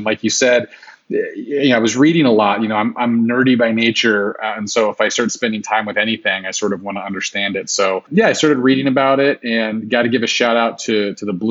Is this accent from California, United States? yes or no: yes; Central Valley, California, United States; moved away as an adult; now in Mexico; I grew up in the Central Valley